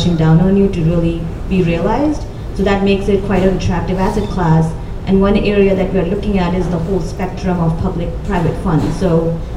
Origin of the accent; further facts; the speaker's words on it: India; I grew up in India